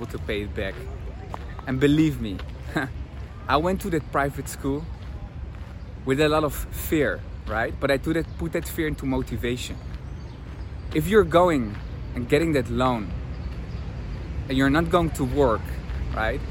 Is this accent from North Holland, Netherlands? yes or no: yes; Amsterdam, North Holland, Netherlands; English is a second language; moved away as an adult; also born or lived in Tel Aviv, Israel; I'm from Amsterdam, where university is free